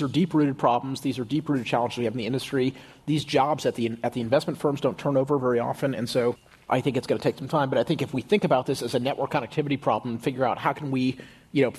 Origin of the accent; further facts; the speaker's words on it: Houston, Texas, United States; moved away as an adult; also born or lived in Stanford, California; I grew up in Houston in a very, kind of comfortable middle class family.